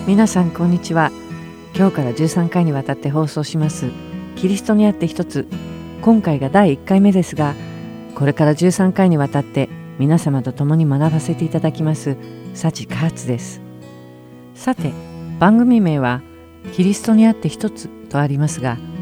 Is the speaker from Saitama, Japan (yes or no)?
no; Tokyo, Japan; moved away as an adult; now in United States; 27歳の時にアメリカに移り住むまで東京で生まれ東京で育ちました